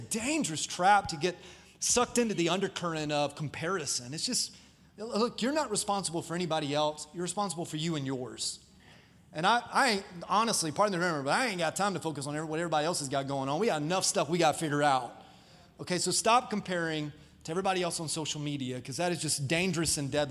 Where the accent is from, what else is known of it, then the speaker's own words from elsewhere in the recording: Dover, Florida, United States; I grew up in Dover, Florida